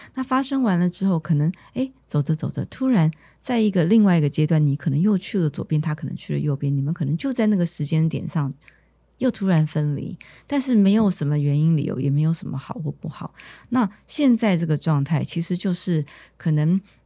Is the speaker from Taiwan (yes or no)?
yes; Taiwan; also born or lived in New York; 我是在台湾长大